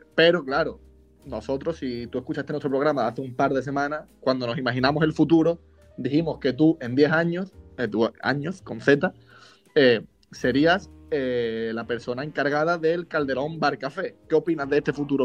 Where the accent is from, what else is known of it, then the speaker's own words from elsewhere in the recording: Málaga, Andalusia, Spain; soy de Andalucía, soy de Málaga